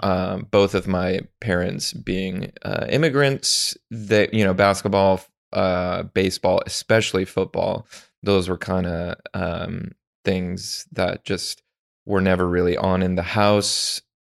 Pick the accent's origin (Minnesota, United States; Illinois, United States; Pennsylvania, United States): Illinois, United States; Chicago; we grew up in the era of the Bulls. I, I'm from Chicago